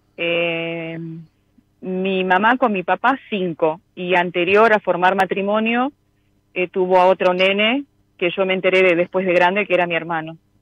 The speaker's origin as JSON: {"language": "Spanish", "region": "Misiones", "country": "Argentina", "moved": "yes", "lives_now": "Buenos Aires, Argentina", "said": "Yo soy misionera, pero vivo en Buenos Aires, soy de la provincia de Misiones."}